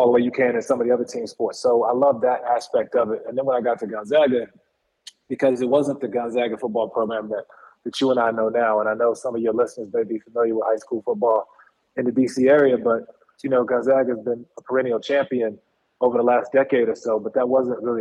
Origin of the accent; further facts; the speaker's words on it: Washington, District of Columbia, United States; now in Los Angeles, United States; I grew up in Northeast D.C.